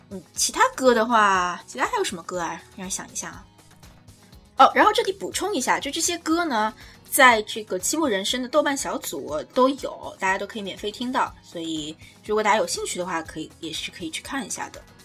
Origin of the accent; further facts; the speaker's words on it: China; 我们中国人